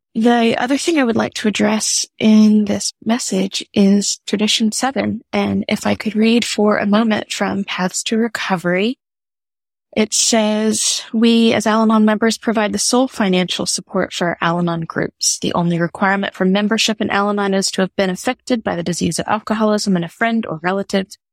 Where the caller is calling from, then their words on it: New Orleans, Louisiana, United States; I'm calling from New Orleans